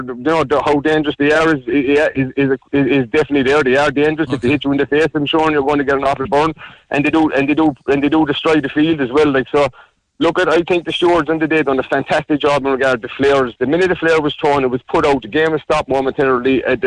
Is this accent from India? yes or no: no; Cobh, Munster, Ireland; now in County Clare, Ireland; I was born in Cobh, but I live in County Clare